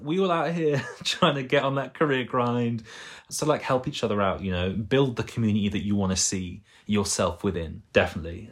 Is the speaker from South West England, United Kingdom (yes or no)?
yes; Bristol, South West England, United Kingdom; moved away as an adult; now in London, United Kingdom; I'm not from London, I'm from Bristol.